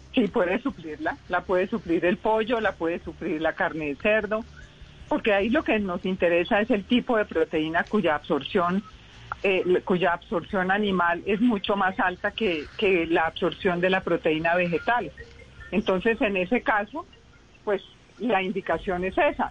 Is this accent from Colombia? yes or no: yes; Colombia